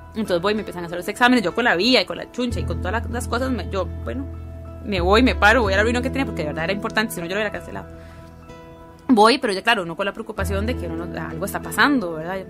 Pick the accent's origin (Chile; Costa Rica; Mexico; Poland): Costa Rica; San José; nací en San José, de familia de migrantes